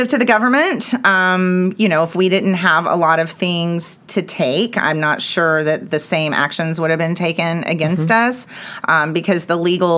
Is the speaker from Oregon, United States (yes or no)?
no; Dallas, Texas, United States; also born or lived in Clifton, Texas; But Dallas was always home. We always had a place here. My parents worked here. And so I spent a lot of time in Dallas and came right back up here after I graduated